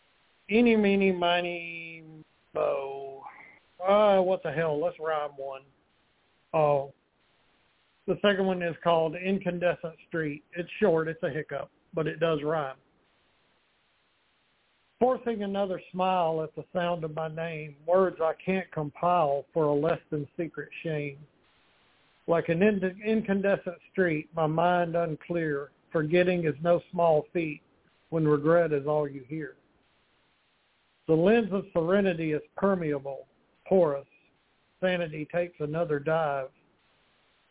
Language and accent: English; Montgomery, Alabama, United States; my hometown of Montgomery, Alabama